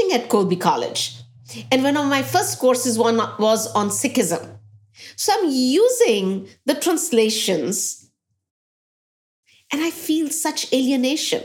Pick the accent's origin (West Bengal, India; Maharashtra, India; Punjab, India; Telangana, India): Punjab, India; Patiala; now in United States; I grew up in Patiala